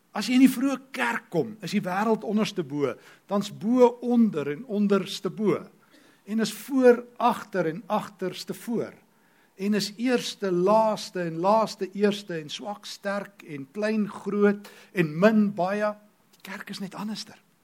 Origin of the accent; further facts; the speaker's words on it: South Africa; ek is 'n Christen Afrikaner